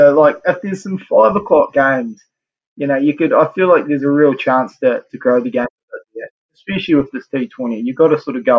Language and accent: English; New Zealand; just an absolute staple of growing up as a Kiwi.